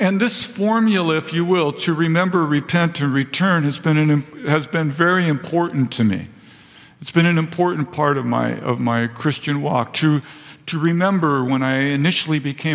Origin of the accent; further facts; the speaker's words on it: Vista, California, United States; I was raised in Vista